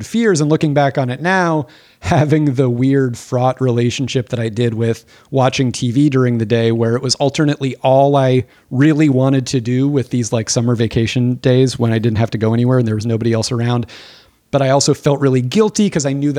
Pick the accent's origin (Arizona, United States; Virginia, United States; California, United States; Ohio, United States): Arizona, United States; Phoenix; I grew up in Phoenix, Arizona, in a suburb very much like the Arizona suburb